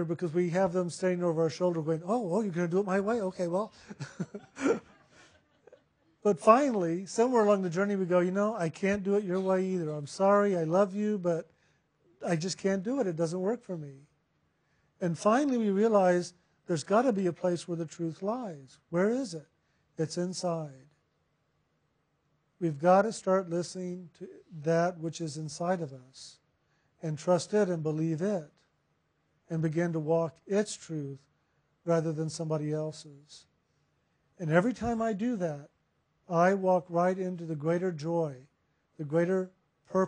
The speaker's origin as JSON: {"language": "English", "town": "San Antonio", "region": "Texas", "country": "United States", "tie": "born or raised there", "said": "I was born in San Antonio."}